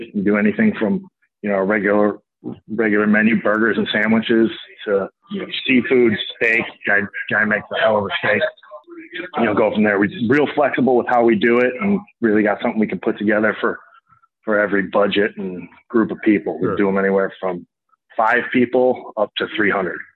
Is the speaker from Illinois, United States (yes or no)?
yes; Lake Forest, Illinois, United States; born or raised there